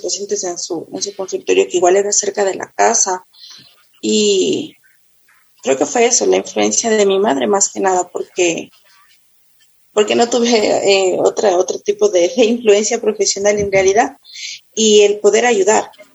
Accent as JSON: {"language": "Spanish", "town": "Quito", "region": "Pichincha", "country": "Ecuador", "tie": "born or raised there", "said": "yo eh, nací en Quito, eh, vivo en Pomaski, toda mi vida he vivido"}